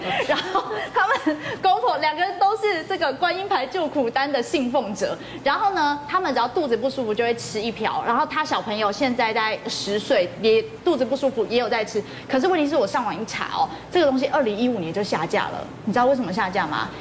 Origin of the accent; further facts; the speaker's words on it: Taiwan; 我们台湾人吃胃药竟然会高达到高达二十亿颗